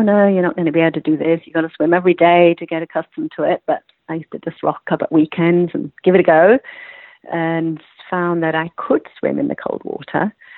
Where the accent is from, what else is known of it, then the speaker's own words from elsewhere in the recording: England, United Kingdom; accent: British; now in United States; Well, I am English, yes, but I've been over here for quite a long time.